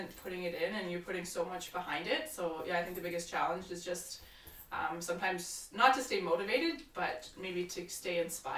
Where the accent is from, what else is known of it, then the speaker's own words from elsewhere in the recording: Calgary, Alberta, Canada; also born or lived in Victoria; I'm from Calgary